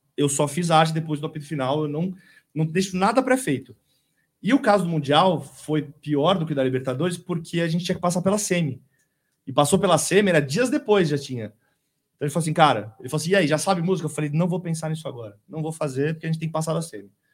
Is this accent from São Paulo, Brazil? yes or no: yes; São Paulo, Brazil; moved away as an adult; now in ABC Paulista, Brazil; eu sou nascido é, no Brooklyn